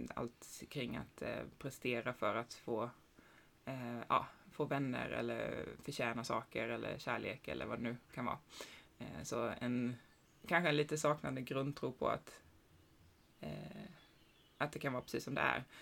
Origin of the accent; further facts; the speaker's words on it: Sweden; jag är också född i, i Sverige